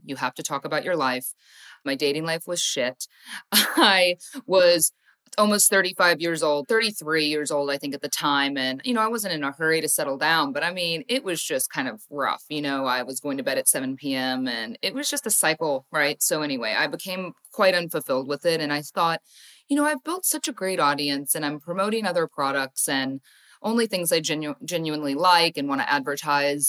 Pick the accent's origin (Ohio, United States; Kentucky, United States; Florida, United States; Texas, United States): Ohio, United States; I grew up in Ohio, went to school in Ohio